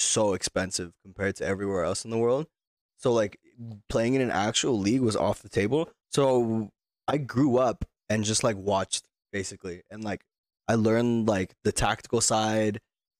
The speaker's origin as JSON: {"language": "English", "region": "Utah", "country": "United States", "tie": "born or raised there", "said": "I grew up around a lot of, there's a lot of African refugees in Utah."}